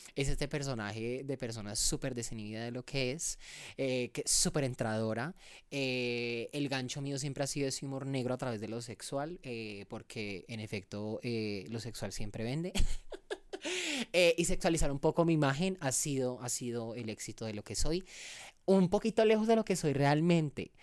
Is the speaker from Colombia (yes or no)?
yes; El Cerrito, Valle del Cauca, Colombia; also born or lived in Cali; nací en la ciudad eh, de Cali, me crié en el Cerrito Valle